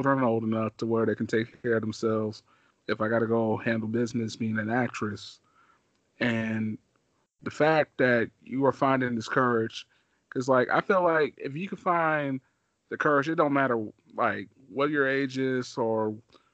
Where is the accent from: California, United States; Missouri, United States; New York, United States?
Missouri, United States; also born or lived in Kansas City, Missouri; I'm from Missouri. So when I came to Kansas City, Missouri, like, I was 9 years old